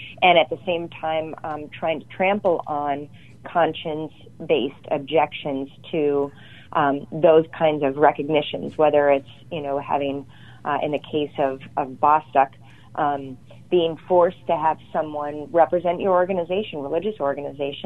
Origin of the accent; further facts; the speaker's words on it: Holland, Michigan, United States; Holland, Michigan, my hometown